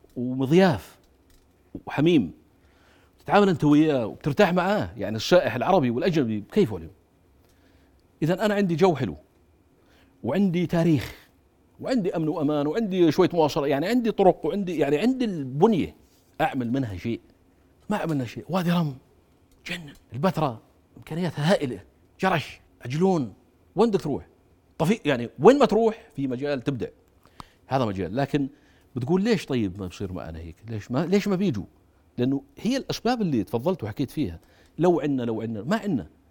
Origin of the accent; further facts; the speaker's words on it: Jordan; انا من الاردن